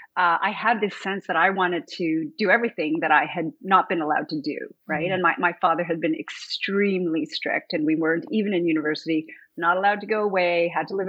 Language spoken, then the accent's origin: English; Montreal, Quebec, Canada; moved away as an adult; now in Toronto, Canada; I was born in Montreal.